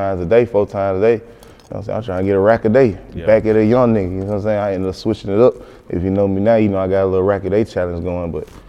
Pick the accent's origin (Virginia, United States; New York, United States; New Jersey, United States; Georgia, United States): Georgia, United States; Decatur; Flesh Old, Candler, all up through that way, through the Glenwoods, to the Columbia's, all McAfee's, all through that way.